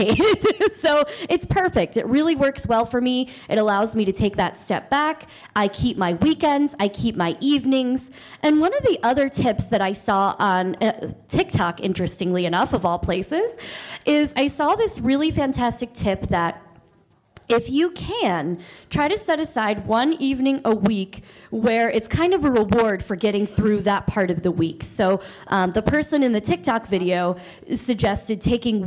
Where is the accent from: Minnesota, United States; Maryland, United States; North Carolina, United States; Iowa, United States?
Maryland, United States; I am from Maryland.